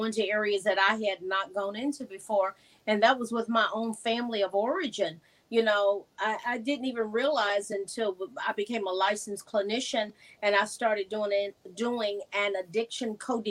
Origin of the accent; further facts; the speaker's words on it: the South, United States; I was a dyed-in-the-wool liberal with a black twist growing up in the South